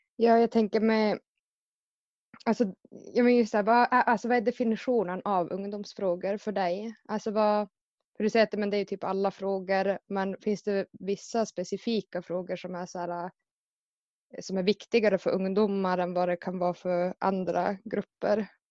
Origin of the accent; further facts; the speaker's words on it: Karesuando, Norrbotten County, Sweden; now in Väddö, Sweden; Jag är från Karesuando och just nu bor jag i Väddö.